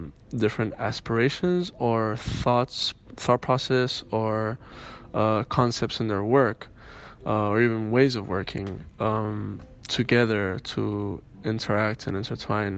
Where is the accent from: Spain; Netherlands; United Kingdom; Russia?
Spain; Andalusia; also born or lived in Miami, Florida, United States; I was born in Miami, Florida, US, and I was raised in Andalusia, south of Spain, in Cádiz and Granada and Sevilla